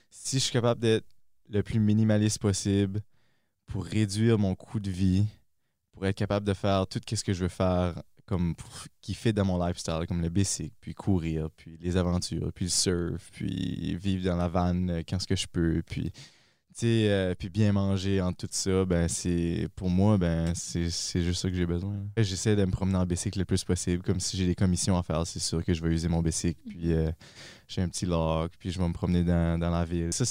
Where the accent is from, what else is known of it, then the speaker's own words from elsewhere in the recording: Dunlop, New Brunswick, Canada; moved away as an adult; also born or lived in Moncton; je viens de Dunlop, près de Bathurst.